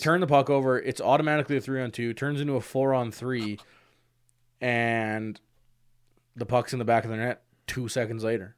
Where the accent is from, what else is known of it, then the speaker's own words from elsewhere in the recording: Canada; I'm Canadian